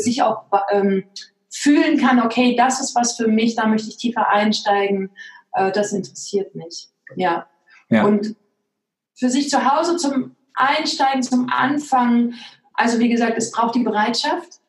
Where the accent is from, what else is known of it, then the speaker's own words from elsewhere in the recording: East Germany, Germany; ich bin im Osten groß geworden